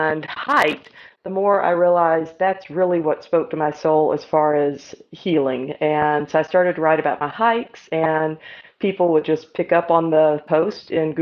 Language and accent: English; Atlanta, Georgia, United States; I grew up in Atlanta and had more kind of an urban childhood